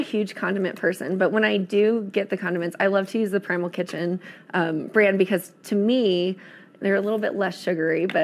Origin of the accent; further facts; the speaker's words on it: East Coast, United States; moved away; I grew up on the East Coast, and every summer we would crack blue crabs